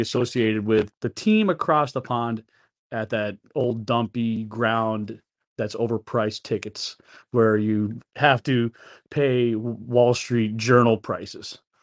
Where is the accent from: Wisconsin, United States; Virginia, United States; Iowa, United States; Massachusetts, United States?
Massachusetts, United States; East Longmeadow; moved away; also born or lived in Springfield, Massachusetts; I was brought up in Western Mass for sixteen years, and I grew up playing street hockey with neighbors